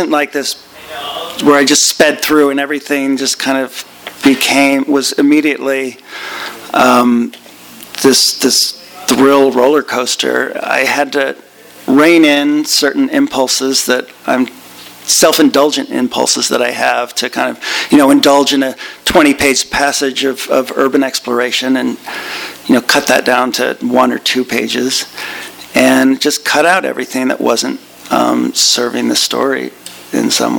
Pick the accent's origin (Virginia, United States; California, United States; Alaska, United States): California, United States; Northern; I grew up in Northern California in the 1970s